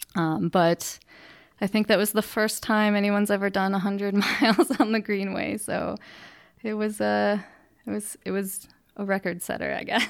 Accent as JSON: {"language": "English", "town": "Freeport", "region": "Illinois", "country": "United States", "tie": "born or raised there", "moved": "yes", "lives_now": "Cheyenne, United States", "said": "I'm from Freeport, Illinois, which is a small town in, uh, northwest Illinois."}